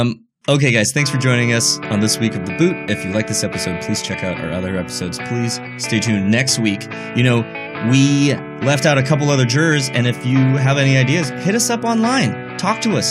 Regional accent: United States; As an American

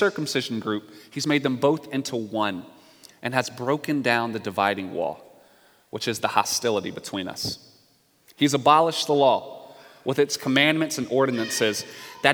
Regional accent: North Carolina, United States; I'm from the South. I'm from North Carolina

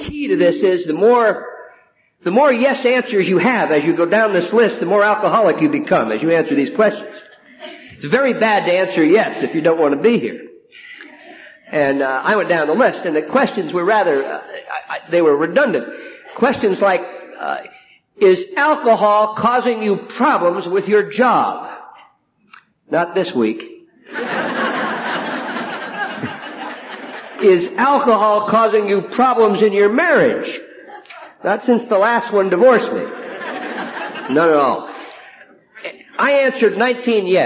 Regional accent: New Jersey, United States; now in Pasadena, United States; I'm from New Jersey

